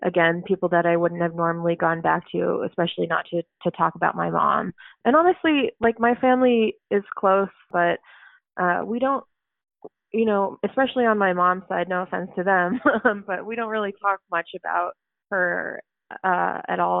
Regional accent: Oak Park, Illinois, United States; also born or lived in Chicago; I live in Chicago and I grew up in Oak Park, so it's only like 20 minutes away

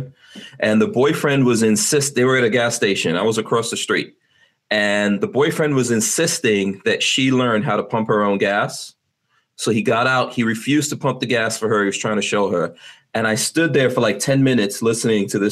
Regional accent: New York, United States; moved away; also born or lived in New Jersey; I grew up in New York

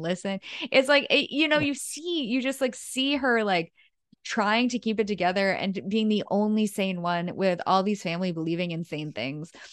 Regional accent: New England, United States; growing up in New England for me there were no wolves

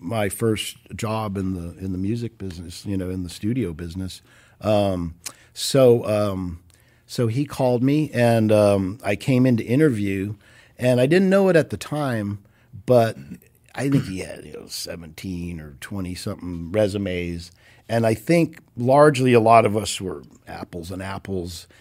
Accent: Orange County, California, United States; moved away as an adult; now in Los Angeles, United States; from the time I was two, parents moved here, grew up down there

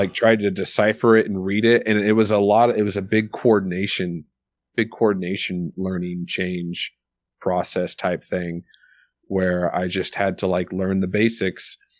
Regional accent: Soldotna, Alaska, United States; also born or lived in Milwaukee, Wisconsin, United States; now in Eagle River, United States; I went to elementary school in Milwaukee till second grade, and then second grade moved back to Soldotna

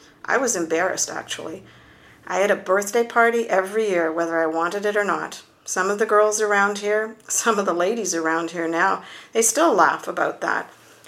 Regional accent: Barry's Bay, Ontario, Canada; born there; I was born in Barry's Bay. Barry's Bay was only a small place then, not many people.

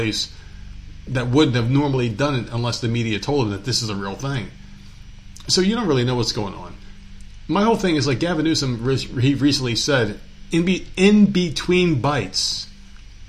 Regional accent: New Jersey, United States; moved away as an adult; also born or lived in New York; now in the South, United States; I lived in New Jersey

